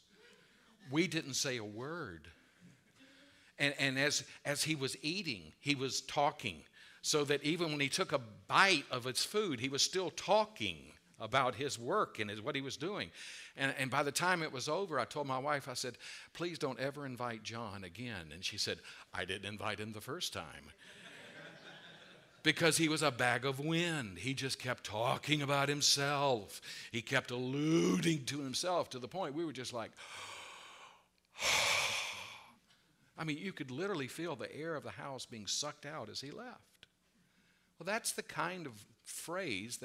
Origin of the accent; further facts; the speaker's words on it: the South, United States; I was raised in the South